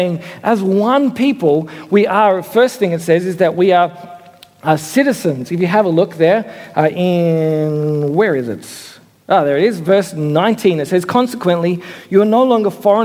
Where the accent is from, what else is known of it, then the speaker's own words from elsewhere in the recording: Australia; also born or lived in Sydney; I'm Australian, we're Australians together